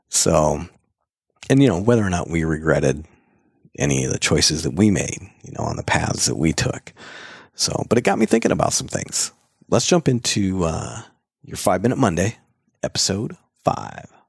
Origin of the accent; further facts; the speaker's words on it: Marshalltown, Iowa, United States; moved away; my hometown of Marshalltown, Iowa.